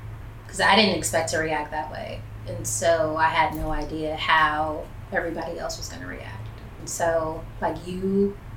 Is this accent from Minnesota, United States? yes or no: no; Long Beach, California, United States; also born or lived in Compton, California / Bellflower, California; Until I was, like, six, and then we moved to Long Beach